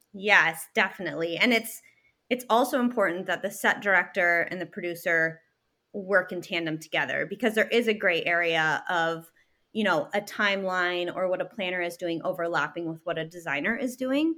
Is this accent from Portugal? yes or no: no; Canada; moved away as an adult; also born or lived in Chicago; now in Michigan, United States; I'm from Canada, I'm Canadian, and started my business while I was still living in Canada